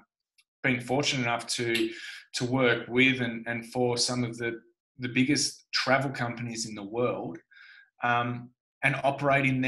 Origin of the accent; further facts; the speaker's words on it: Tasmania, Australia; I grew up in Tasmania